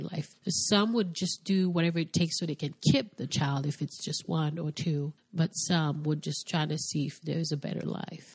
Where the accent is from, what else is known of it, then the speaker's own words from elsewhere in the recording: Haiti; now in United States; am originally from Haiti. Grew up in a very little town called Quadebouquet